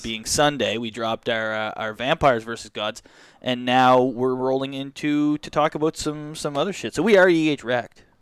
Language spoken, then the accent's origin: English; Canada; We're Canadian